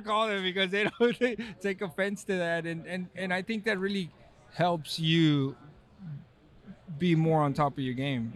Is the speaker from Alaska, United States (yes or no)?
no; Texas, United States; now in California, United States; I'm from Texas